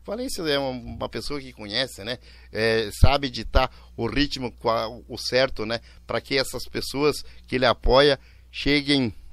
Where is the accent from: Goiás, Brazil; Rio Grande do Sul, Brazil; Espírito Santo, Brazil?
Rio Grande do Sul, Brazil; Erechim; now in Porto Alegre, Brazil; Erechim minha terra